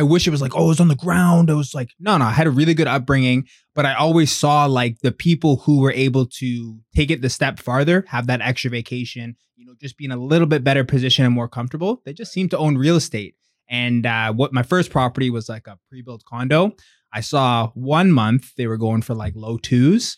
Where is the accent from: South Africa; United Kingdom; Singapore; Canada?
Canada; Pickering, Ontario; also born or lived in Durham; now in Whitby, Canada; born in Durham. I grew up in Pickering. Um, I live in Whitby now, but grew up in Pickering